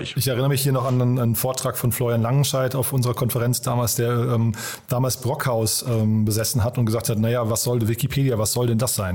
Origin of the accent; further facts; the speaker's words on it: Berlin, Germany; Wir kommen ja alle aus Berlin